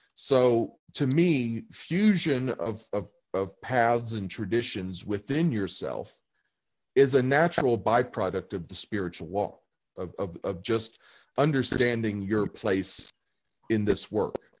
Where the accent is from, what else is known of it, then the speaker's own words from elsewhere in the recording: St. Meinrad, Indiana, United States; now in Colorado, United States; the town I grew up in was called St. Meinrad, Indiana, or is called St. Meinrad, Indiana